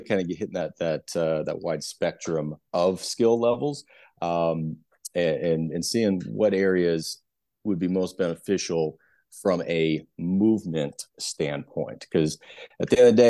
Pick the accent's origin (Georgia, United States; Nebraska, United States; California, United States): Nebraska, United States; So I'm originally from Nebraska, went to University of Nebraska, Lincoln for undergrad, go Big Red